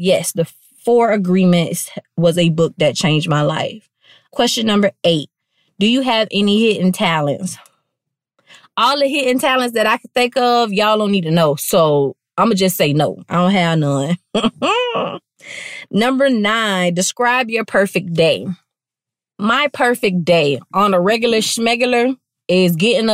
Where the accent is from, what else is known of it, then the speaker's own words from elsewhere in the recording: Palm Beach, Florida, United States; I'm from Palm Beach